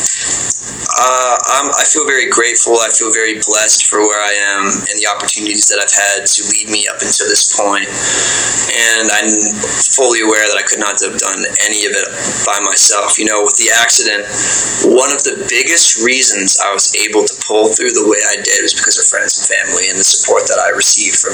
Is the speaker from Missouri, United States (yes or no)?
no; Vermont, United States; I grew up in Vermont for the most part, which is a really small state.